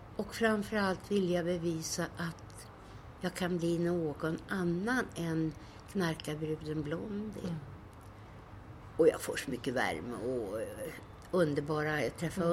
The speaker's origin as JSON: {"language": "Swedish", "town": "Stockholm", "region": "Stockholm County", "country": "Sweden", "tie": "born or raised there", "said": "Jag växte upp i slummen på Söder"}